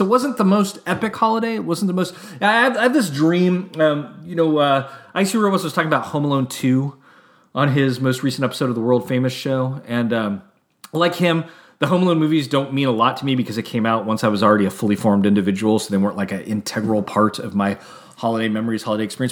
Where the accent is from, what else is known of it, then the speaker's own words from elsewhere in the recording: Santa Rosa, California, United States; also born or lived in San Francisco / Atascadero / Oakland; I was born in San Francisco. And then we moved to a small hick town called the Tascadero. And then we moved to a medium-sized town, Santa Rosa.